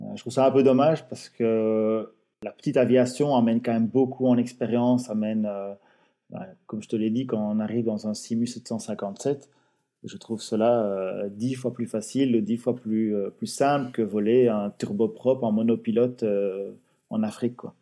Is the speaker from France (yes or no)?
no; Belgium; je suis belge